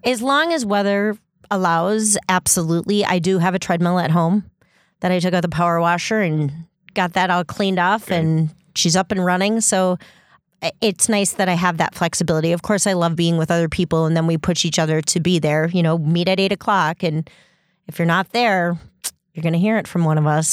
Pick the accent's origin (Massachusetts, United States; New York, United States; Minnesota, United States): Minnesota, United States; Stillwater; moved away; also born or lived in Door County; my mom is uh, actually in Minnesota, and that's where I'm originally from